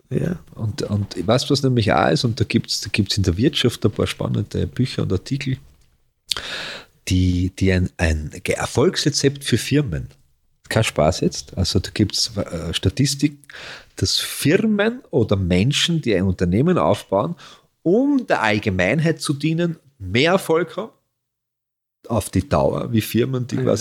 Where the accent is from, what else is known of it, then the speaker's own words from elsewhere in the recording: Carinthia, Austria; also born or lived in Vienna; bin ja Kärntner Maurer, weißt du was? Kennt, ja. ich, wenn ich heute, wenn ich durch Wien fahre, ich war ja meistens in Wien